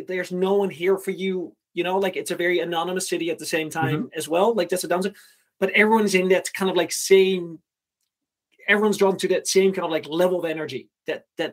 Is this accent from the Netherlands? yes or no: yes; Netherlands; moved away as an adult; also born or lived in Groningen / Ukraine; I was from the Netherlands